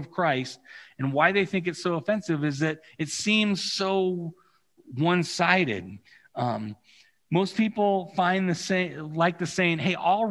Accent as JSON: {"language": "English", "region": "California", "country": "United States", "tie": "born or raised there", "moved": "yes", "said": "I have the unique experience of growing up in California"}